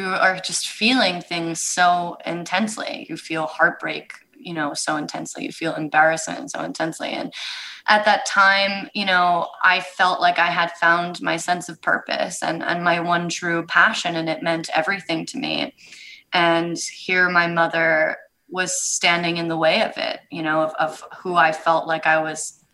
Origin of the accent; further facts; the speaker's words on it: Eugene, Oregon, United States; I grew up in Eugene, Oregon, which is not a town renowned for its diversity